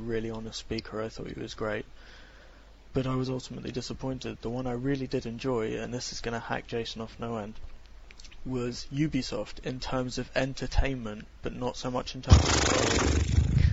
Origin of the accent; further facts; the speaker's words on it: Glasgow, Scotland, United Kingdom; moved away; I'm from Glasgow.